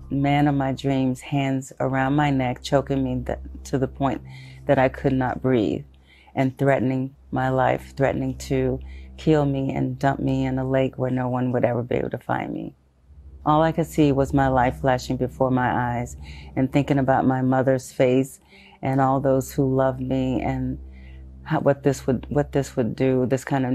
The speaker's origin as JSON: {"language": "English", "town": "Shreveport", "region": "Louisiana", "country": "United States", "tie": "born or raised there", "also_born_or_lived": "Houston, Texas", "said": "I am originally from Houston, Texas, but was raised in Shreveport, Louisiana"}